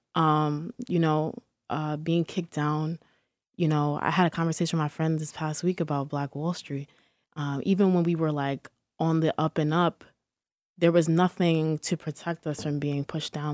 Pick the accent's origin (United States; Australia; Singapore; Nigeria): United States; Peekskill, New York; also born or lived in Harlem, New York; I'm from Peekskill, New York, but also I, I, I do claim Harlem. Um, I've, I've been between the two, like, my entire life